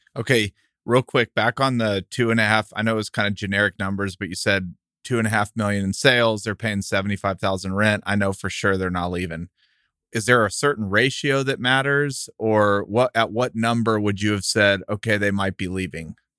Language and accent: English; El Paso, Texas, United States; we're from El Paso, and that was, like, close to Coronado High School, and that's where we grew up going